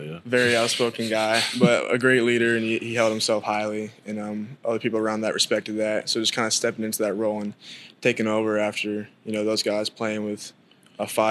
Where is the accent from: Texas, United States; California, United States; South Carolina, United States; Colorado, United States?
Texas, United States; Denton; moved away as an adult; also born or lived in Atlanta, Georgia; now in Norman, United States; I'm a freshman from Denton, Texas, born in Atlanta, Georgia.